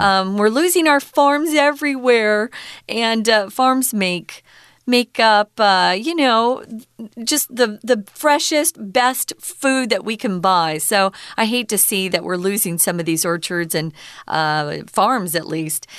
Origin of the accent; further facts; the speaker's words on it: Mesa, Arizona, United States; all of East Mesa, where I grew up, was just orange orchard after orange orchard